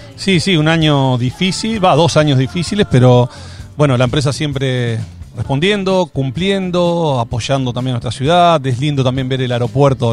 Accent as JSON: {"language": "Spanish", "country": "Argentina"}